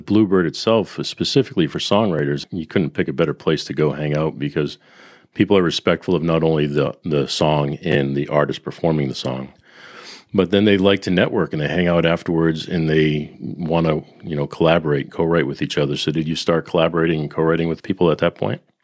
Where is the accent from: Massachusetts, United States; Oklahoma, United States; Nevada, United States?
Massachusetts, United States; Boston; being a Bostonian